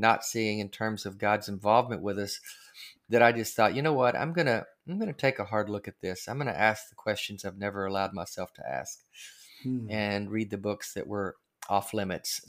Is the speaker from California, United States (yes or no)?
no; Arkansas, United States; I grew up in Arkansas